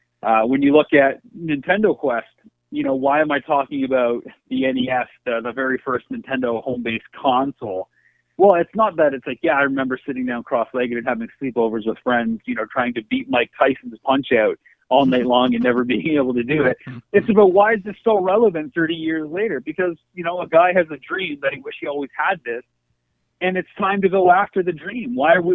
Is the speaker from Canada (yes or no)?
yes; Canada; But I do think being Canadian, it has built in a sense of being an outsider.